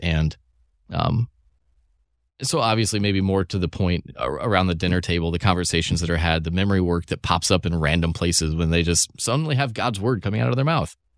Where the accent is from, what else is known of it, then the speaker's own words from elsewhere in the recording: Evansville, Indiana, United States; moved away as an adult; now in St. Louis, United States; I grew up in Evansville, Indiana.